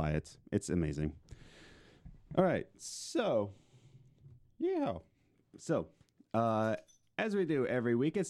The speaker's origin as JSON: {"language": "English", "town": "Philadelphia", "region": "Pennsylvania", "country": "United States", "said": "we're from Philly."}